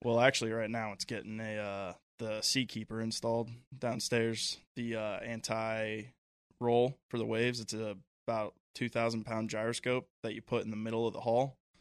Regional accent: Cincinnati, Ohio, United States; also born or lived in Cleveland, Ohio; born and raised in Ohio, from Cleveland, raised in Cincinnati most of my life, but still a Lake Erie guy through and through

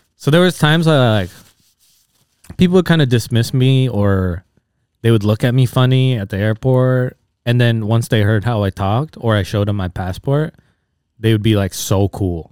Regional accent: Bay Area, California, United States; now in Los Angeles, United States; growing up in the Bay Area

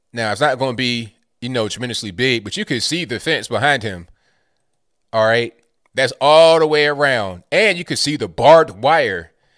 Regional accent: Virginia, United States; I'm from Virginia

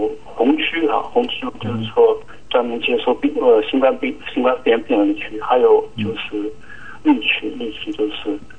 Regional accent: Quzhou, Zhejiang, China; now in New Zealand; 我来自中国大陆。

